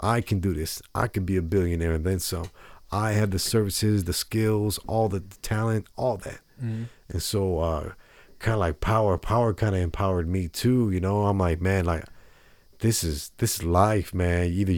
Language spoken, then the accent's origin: English; San Mateo, California, United States; born there; also born or lived in Las Vegas / Denver / Houston; You know, not in the richest places ever. You know, San Mateo, California.